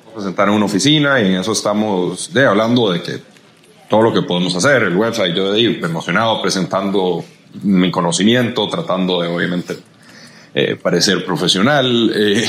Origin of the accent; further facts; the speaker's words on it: Costa Rica; como buenos ticos